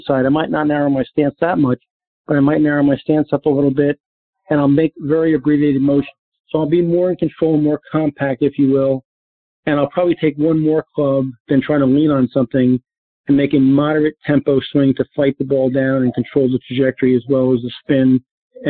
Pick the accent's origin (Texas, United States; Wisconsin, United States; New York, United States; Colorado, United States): New York, United States; now in Naples, United States; growing up in New York